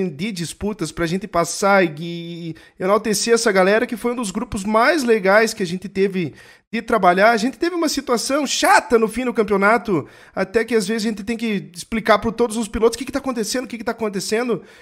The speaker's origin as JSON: {"language": "Portuguese", "region": "Rio de Janeiro", "country": "Brazil", "said": "Eu sou carioca"}